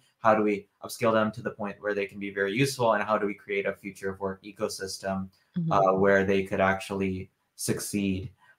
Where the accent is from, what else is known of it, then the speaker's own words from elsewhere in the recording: the Bay Area, California, United States; now in Wisconsin, United States; I grew up in the Bay Area. I was born in Wisconsin. I live in Wisconsin now. But I've traveled a lot. So I've traveled 45 countries